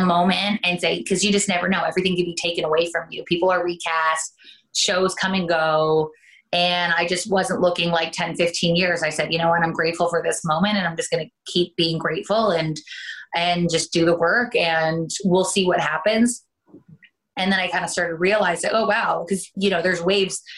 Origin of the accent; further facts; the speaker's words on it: Canada; accent: Canadian; moved away as an adult; now in United States; I am originally from Canada and I ended up coming down for pilot season